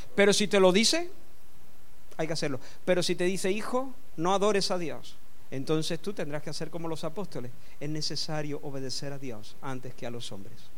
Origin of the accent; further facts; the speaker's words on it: Córdoba, Andalusia, Spain; Yo soy español de nacimiento, nací en Córdoba y soy español de nacimiento